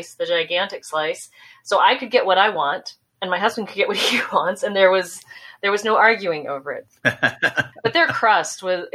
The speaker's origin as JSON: {"language": "English", "region": "South Dakota", "country": "United States", "tie": "born or raised there", "also_born_or_lived": "Richmond", "moved": "yes", "said": "I grew up in South Dakota"}